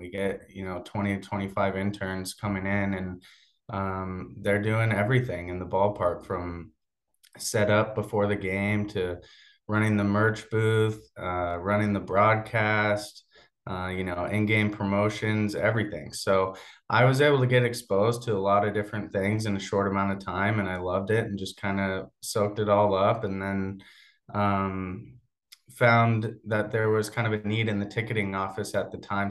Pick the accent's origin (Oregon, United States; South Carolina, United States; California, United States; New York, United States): Oregon, United States; Portland; also born or lived in Corvallis, Oregon; I grew up in the Portland area, uh, about twenty minutes south of where our office and our stadium is